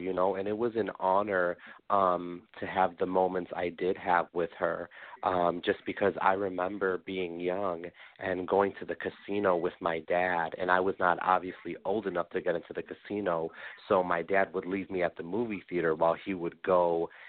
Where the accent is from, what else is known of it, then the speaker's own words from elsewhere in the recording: Des Plaines, Illinois, United States; also born or lived in Chicago / Park Ridge; I was born in Chicago, raised in Des Plaines